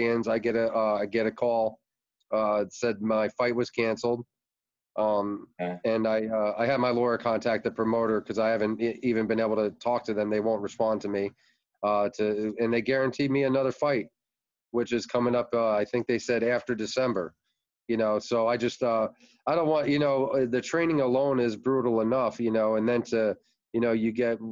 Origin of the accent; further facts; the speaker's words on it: Red Bank, New Jersey, United States; now in Florida, United States; I'm originally from New Jersey, Red Bank. We came to Florida in 89